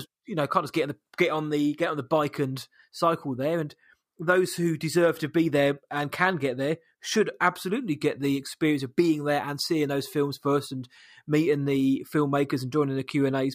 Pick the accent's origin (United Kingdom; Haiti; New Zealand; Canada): United Kingdom; I'm British